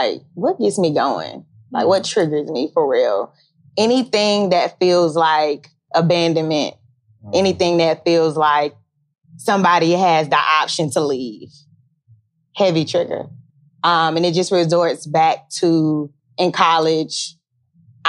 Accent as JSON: {"language": "English", "town": "Charlotte", "region": "North Carolina", "country": "United States", "said": "I am from the Queen City, Charlotte, North Carolina"}